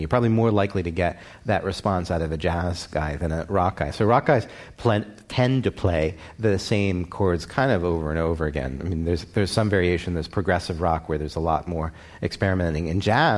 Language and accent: English; Baltimore, Maryland, United States; now in New York, United States; my hometown of Baltimore